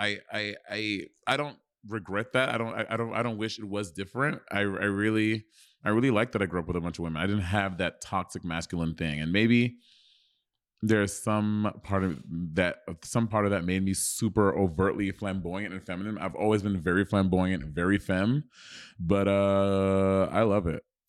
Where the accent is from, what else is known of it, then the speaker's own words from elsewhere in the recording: Brooklyn, New York, United States; I was born in Kings County Hospital